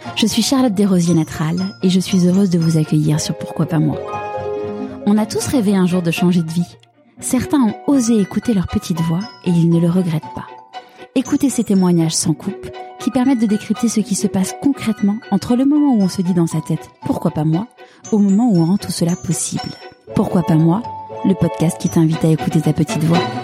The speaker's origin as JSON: {"language": "French", "town": "Paris", "region": "Île-de-France", "country": "France", "tie": "born or raised there", "said": "j'ai grandi euh, dans l'Ouest parisien"}